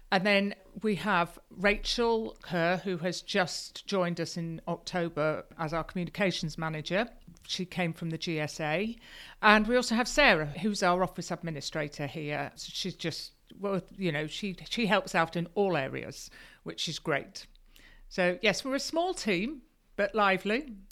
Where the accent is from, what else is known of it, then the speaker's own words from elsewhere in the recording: Lincolnshire, East Midlands, United Kingdom; also born or lived in Yorkshire; now in Yorkshire coast, United Kingdom; I grew up in Lincolnshire. I'm a, I'm a farmer's daughter, but I did actually go to school in Yorkshire for seven years